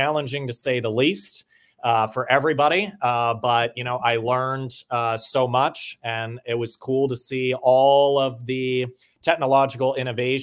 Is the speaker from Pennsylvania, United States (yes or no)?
yes; Pennsylvania, United States; moved away; I'm originally from Pennsylvania